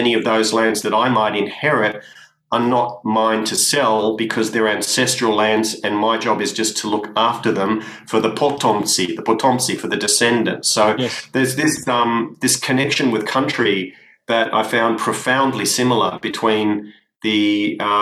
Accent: Sydney, New South Wales, Australia; growing up in Sydney when I was going to school.

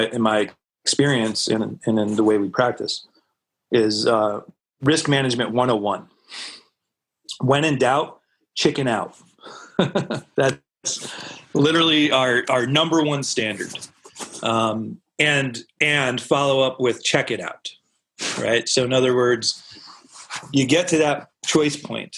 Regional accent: Norwalk, Connecticut, United States; I'm originally born and raised in Norwalk. Well, raised in Norwalk, Connecticut, down on the coast

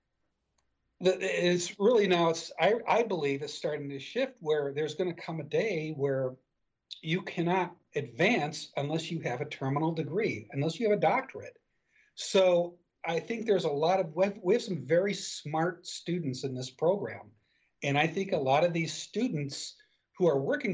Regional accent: Detroit, Michigan, United States; growing up in Detroit, you know, back in the day, everybody went to graduated from high school. And like myself, I graduated from high school, and the following Monday, I was on the assembly line at Chrysler.

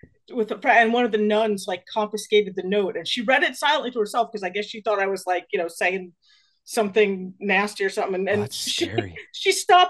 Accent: New Jersey, United States; I grew up in New Jersey

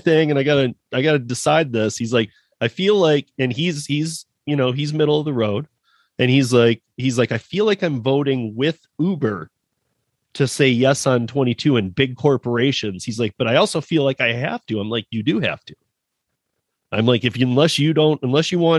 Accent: Michigan, United States; moved away; my dad was self-employed when I was born in Michigan

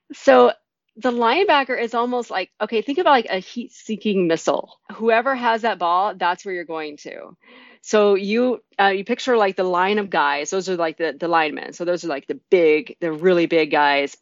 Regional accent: Norman, Oklahoma, United States; I was from Norman, Oklahoma, an area that is steeped in tradition

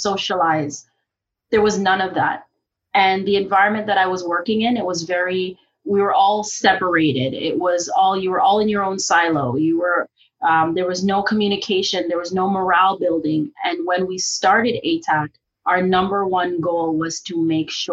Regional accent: Jamaica; now in Canada; I'm originally from Jamaica

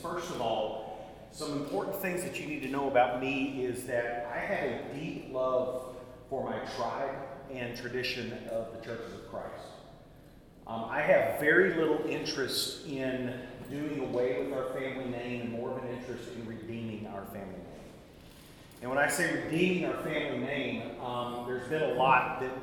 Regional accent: Tennessee, United States; now in Dallas, United States; our family farm in the middle of Tennessee

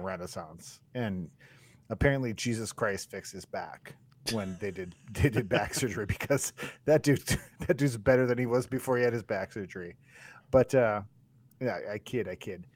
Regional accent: Turtle Lake, Wisconsin, United States; moved away; also born or lived in Duluth, Minnesota; when I was a kid, we moved from Rice Lake to Turtle Lake.

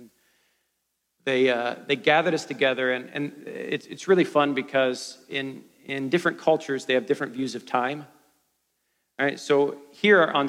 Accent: Ohio, United States; I grew up in Ohio

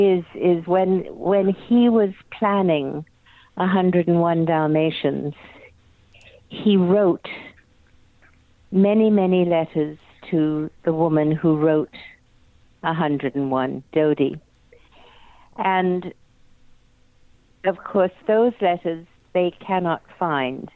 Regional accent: England, United Kingdom; now in Studio City, United States; I was born in England and miss it terribly, my soul is in England and my heart is here

